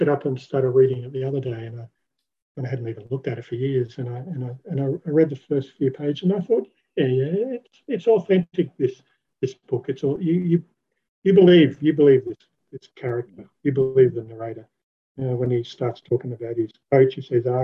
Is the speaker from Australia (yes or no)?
yes; Port Victoria, South Australia, Australia; I grew up in Port Victoria.